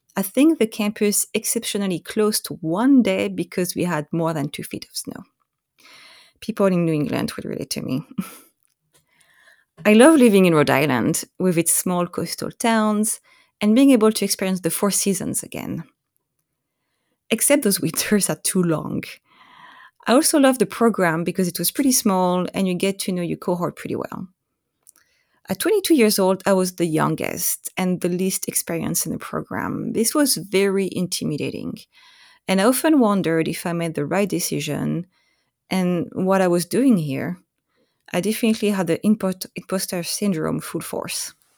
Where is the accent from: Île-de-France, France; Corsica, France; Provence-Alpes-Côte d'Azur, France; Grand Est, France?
Corsica, France; English is a second language; moved away as an adult; also born or lived in Nice area, France / Oahu, Hawaii; now in Vancouver, Washington, United States; I was born and raised in Corsica, a French island in the Mediterranean Sea.